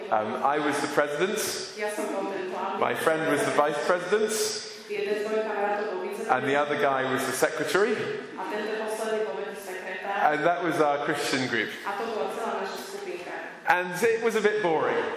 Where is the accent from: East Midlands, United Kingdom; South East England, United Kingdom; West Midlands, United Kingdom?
East Midlands, United Kingdom; Leicester; I said this morning that I'm from Leicester, home of a good football team.